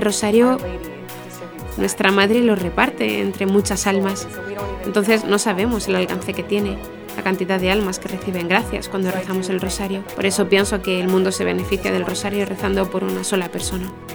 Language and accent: Spanish; Blaine, Minnesota, United States; moved away as an adult; now in Derry, United Kingdom; soy de Blaine, Minnesota.